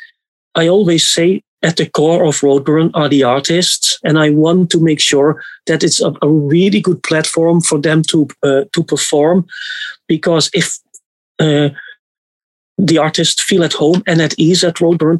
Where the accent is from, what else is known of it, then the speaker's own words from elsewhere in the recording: Netherlands; I'm from the Netherlands